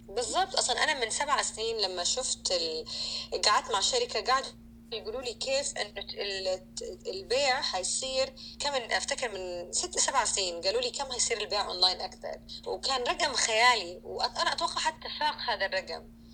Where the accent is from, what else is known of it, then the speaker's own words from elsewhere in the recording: Saudi Arabia; كسعوديه لما اكون في السعوديه